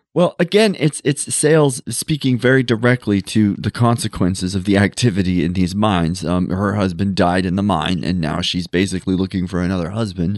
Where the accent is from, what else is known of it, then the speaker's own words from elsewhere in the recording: Montana, United States; growing up in Montana